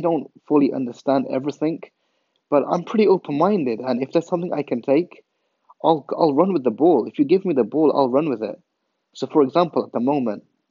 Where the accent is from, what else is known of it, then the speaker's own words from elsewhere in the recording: England, United Kingdom; moved away as an adult; Growing up in England